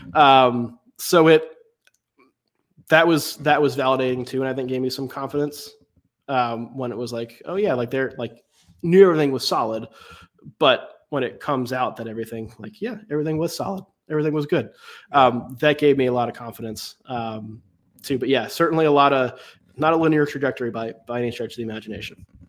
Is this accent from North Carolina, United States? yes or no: yes; Raleigh, North Carolina, United States; I grew up in Raleigh, in the Raleigh area.